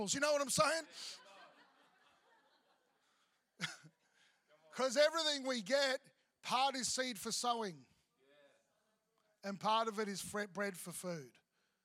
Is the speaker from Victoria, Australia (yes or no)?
yes; Victoria, Australia; now in Queensland, Australia; I grew up in Victoria, so apples, obviously grew up with apples